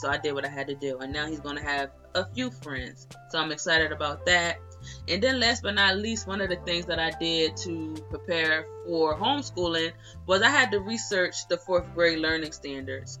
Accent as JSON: {"language": "English", "region": "Delaware", "country": "United States", "said": "I'm from Delaware"}